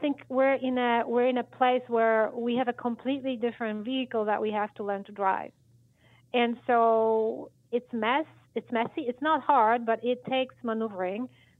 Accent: Poland; English is a second language; now in Michigan, United States; Maybe it started with the fact when I moved from Poland to Michigan 25 years ago

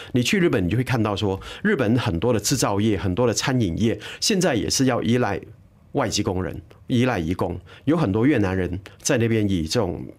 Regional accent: Southern Peninsular Malaysia, Malaysia; also born or lived in Germany; 我自己在南马长大

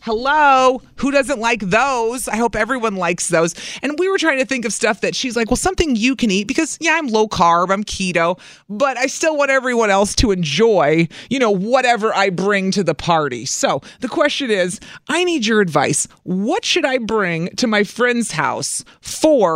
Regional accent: Southern Illinois, United States; now in Milwaukee, United States; I didn't grow up here. I've been here for 20 years. Milwaukee feels like my home, but I grew up in Southern Illinois.

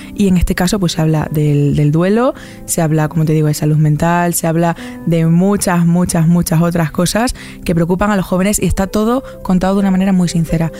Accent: Almendralejo, Extremadura, Spain; soy muy fan de mi tierra y la llevo por bandera siempre

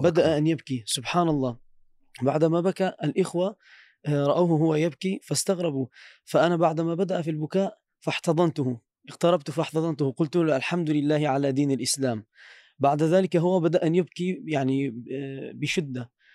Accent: Turkey

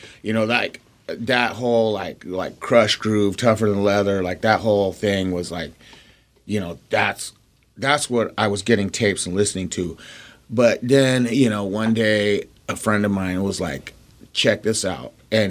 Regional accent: Denver, Colorado, United States; now in Seattle, United States; I was raised in Denver.

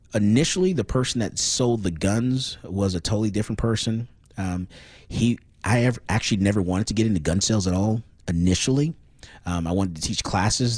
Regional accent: Fort Lauderdale, Florida, United States; moved away as an adult; also born or lived in Dallas, Texas; now in Austin, United States; I was born in Fort Lauderdale, Florida. I went to school there

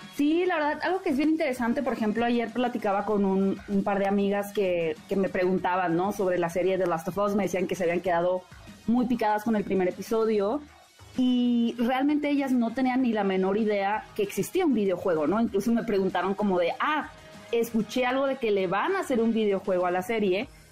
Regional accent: Mexico; como mexicanos

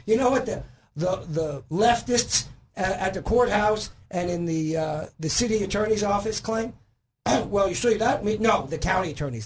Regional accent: New York, United States; also born or lived in Florida; now in Arkansas, United States; I'm originally from New York

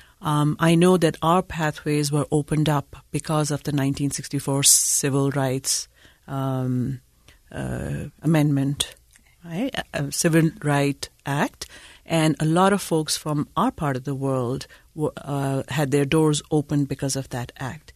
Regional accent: Pakistan; moved away as an adult; also born or lived in Chicago, United States; now in Utah, United States; I am originally from Pakistan, came to Utah by the way of Chicago

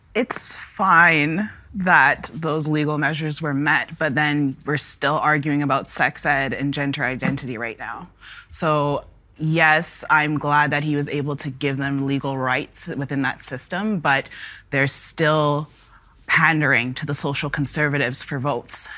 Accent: Toronto, Ontario, Canada; I grew up in the Northwest Corridor of Toronto, and one day I grew up in Etobicoke, the next day I was in Toronto.

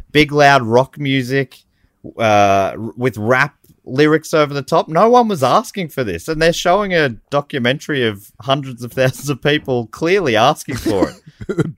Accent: Moorabbin, Victoria, Australia; I grew up in Moorabbin.

